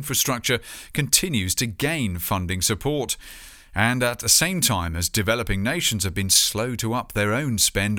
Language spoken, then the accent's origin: English; United Kingdom; here in my home country